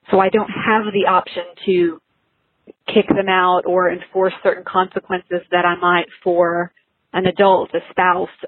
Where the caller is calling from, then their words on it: Dallas, Texas, United States; I'm calling from Dallas.